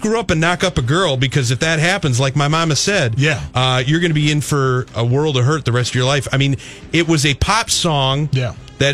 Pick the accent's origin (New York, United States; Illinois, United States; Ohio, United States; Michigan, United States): Michigan, United States; Detroit; we grew up in Detroit